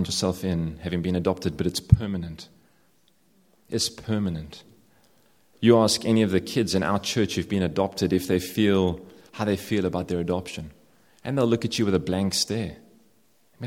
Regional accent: South Africa; I'm South African

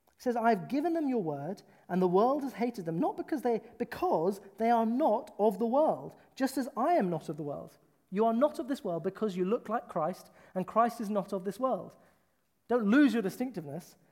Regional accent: United Kingdom; I am from the British culture

